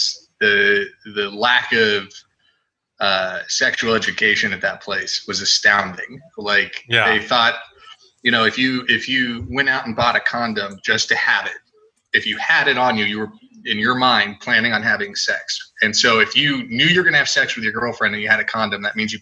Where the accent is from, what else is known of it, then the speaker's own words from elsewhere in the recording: San Diego, California, United States; also born or lived in Redding, California; I'm from San Diego